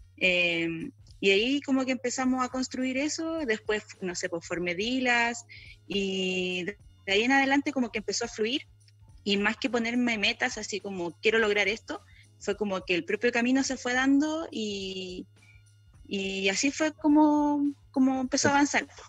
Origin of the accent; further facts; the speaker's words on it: Santiago, Santiago Metropolitan Region, Chile; Yo soy de Santiago, pero estoy